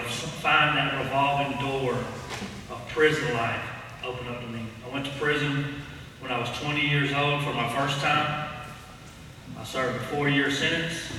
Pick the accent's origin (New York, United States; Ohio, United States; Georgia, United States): Georgia, United States; Cartersville; I grew up in Cartersville, Georgia, about an hour south of there, not far. And I grew up in the rough side of town.